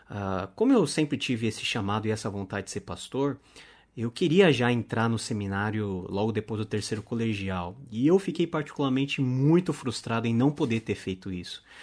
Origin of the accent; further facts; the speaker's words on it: Brazil; Sou descendente de coreanos sou segunda geração de coreanos aqui no Brasil, ou seja, sou brasileiro nato, embora olho puxado.